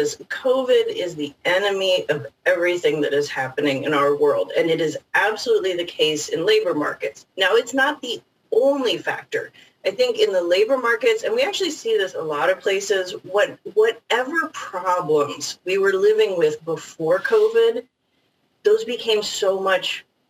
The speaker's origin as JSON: {"language": "English", "region": "Indiana", "country": "United States", "tie": "born or raised there", "said": "I grew up in Indiana, close to an interstate."}